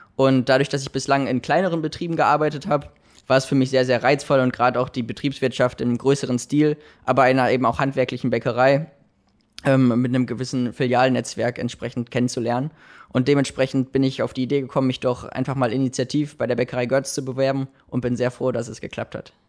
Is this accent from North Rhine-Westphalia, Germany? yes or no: yes; Dortmund, North Rhine-Westphalia, Germany; moved away as an adult; also born or lived in Bochum / Münsterland / Heilbronn; now in Ludwigshafen, Germany; ich komme gebürtig aus Dortmund und ähm, von daher bin ich am Wochenende auch mal in der Heimat